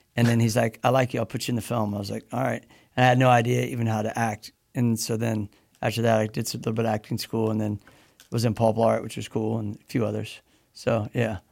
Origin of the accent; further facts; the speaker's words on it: Midwest, United States; I grew up in the Midwest